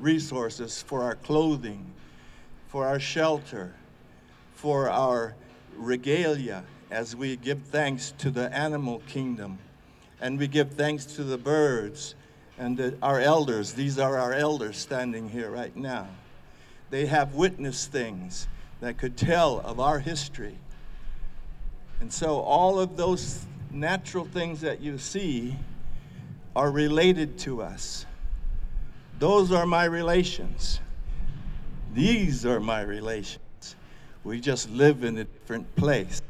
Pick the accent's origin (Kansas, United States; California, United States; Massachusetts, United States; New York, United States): California, United States; Khabenapo; I'm an elder from the Khabenapo tribe, the Rock People tribe